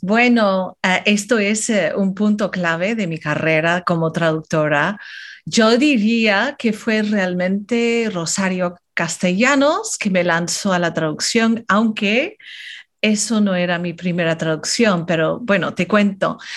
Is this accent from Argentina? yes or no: no; California, United States; Spanish is a second language; moved away as an adult; also born or lived in Philippines; now in New York, United States; soy de California, pero crecí, pasé cinco años de mi niñez, cuando era muy jovencita, en Islas Filipinas, porque mis papás fueron misioneros